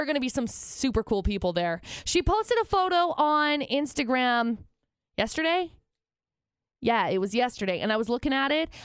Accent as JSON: {"language": "English", "town": "Tremont", "region": "Illinois", "country": "United States", "tie": "born or raised there", "said": "I grew up in Tremont"}